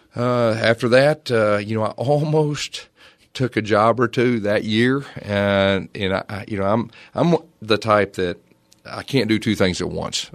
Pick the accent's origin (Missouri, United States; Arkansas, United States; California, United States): Arkansas, United States; Fort Smith; also born or lived in Irving, Texas / Tulsa, Oklahoma; I was from Fort Smith, Arkansas.